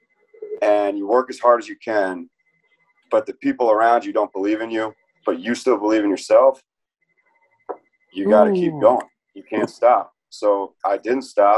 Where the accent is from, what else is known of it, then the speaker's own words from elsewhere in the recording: Tampa, Florida, United States; also born or lived in New York; So I grew up in Tampa, Florida. I was born in New York, but I grew up in Tampa area